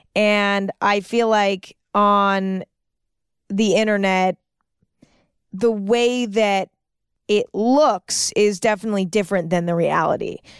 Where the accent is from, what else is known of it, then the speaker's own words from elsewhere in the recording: San Francisco, California, United States; I started out in San Francisco, which is my hometown